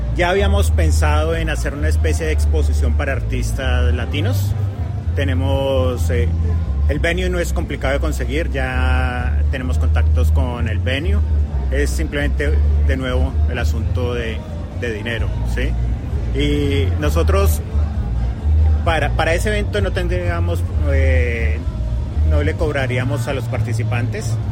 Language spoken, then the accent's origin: Spanish; Colombia; now in Australia; yo soy colombiano